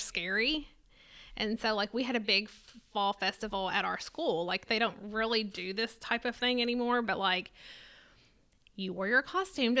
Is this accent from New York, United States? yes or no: no; Lewisport, Kentucky, United States; I'm from Lewisport. So that's right outside of Owensboro, Kentucky. And there's a family-owned farm there called Reed's Orchard, and I grew up going to Reed's Orchard